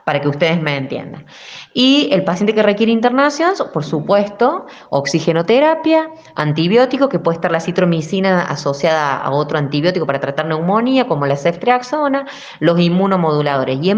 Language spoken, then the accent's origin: Spanish; Argentina; Sé que somos muy argentinos, sé que necesitamos el abrazo, sé que somos familiares